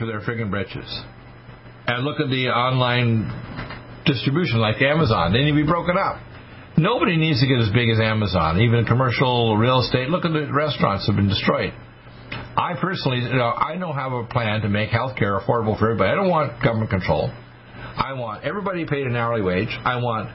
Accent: Wayne County, Michigan, United States; I was born in Wayne County at Providence Hospital

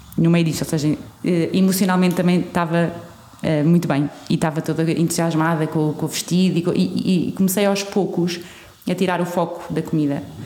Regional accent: Portugal; somos portugueses

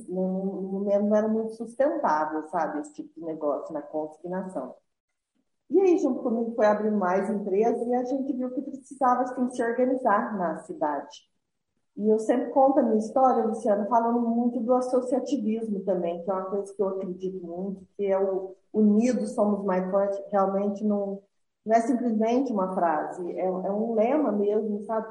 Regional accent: Juruáia, Minas Gerais, Brazil; eu sou de Juruáia, Minas Gerais

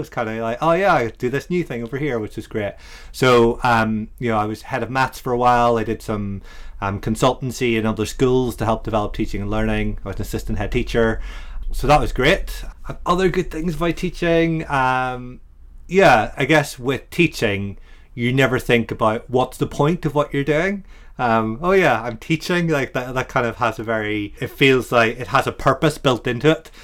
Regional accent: Ireland; now in Brighton, United Kingdom; an Irishman

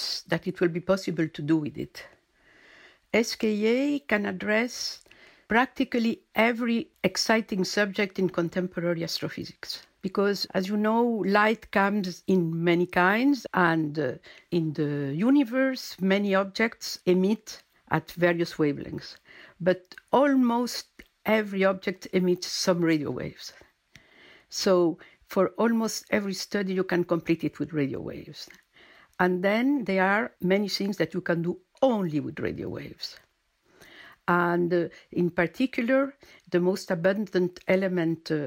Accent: Argentina; also born or lived in United States / Germany / Chile; now in France; I'm French-born, but my parents moved to Argentina when I was a little girl. So I was raised in Argentina

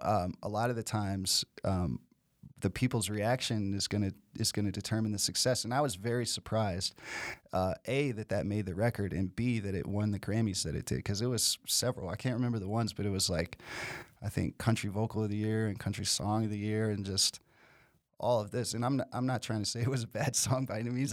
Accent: Nashville, Tennessee, United States; I'm from Nashville

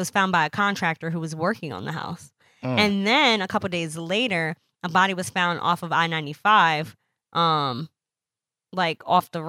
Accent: Indiana, United States; No, yes, yo, yeah, I'm from Indiana.

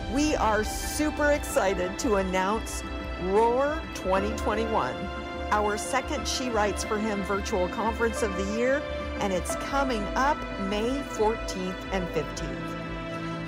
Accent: United States; I'm not Jewish and I'm an American.

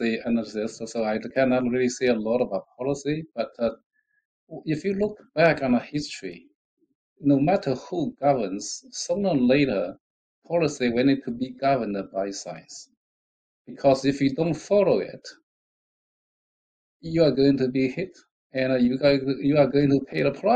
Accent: China; moved away; I visited my hometown not long ago, a few years back. And it was a very, very poor area when I left

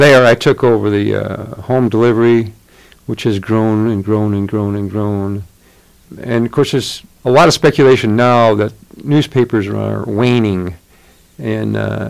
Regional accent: Lake Station, Indiana, United States; also born or lived in Chicago; now in Bloomington, United States; I was raised in East Gary, Indiana. It was sort of a mill, all the mill workers

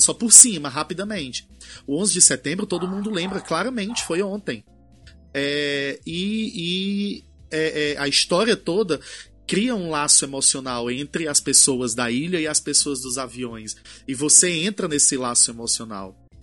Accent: Brazil; somos brasileiros

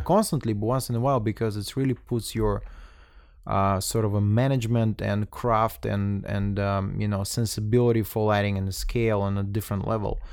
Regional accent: Russia; moved away; I'm coming from Russia

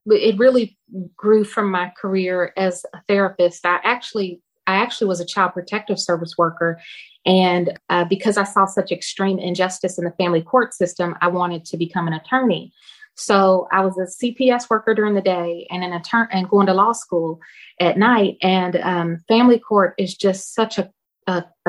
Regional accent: Louisville, Kentucky, United States; my hometown, Louisville, Kentucky

